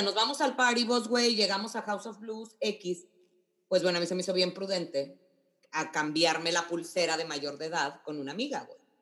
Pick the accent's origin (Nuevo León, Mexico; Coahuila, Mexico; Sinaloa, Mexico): Coahuila, Mexico; Monclova; mi gafet decía Monclova, México